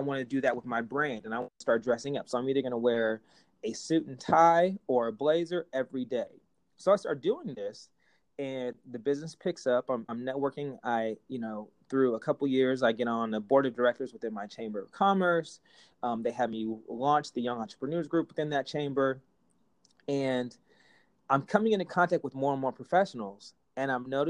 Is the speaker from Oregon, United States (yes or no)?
yes; Portland, Oregon, United States; I'm from Portland originally